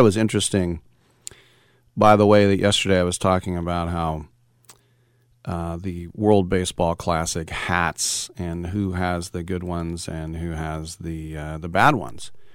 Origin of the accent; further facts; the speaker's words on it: California, United States; I'm from California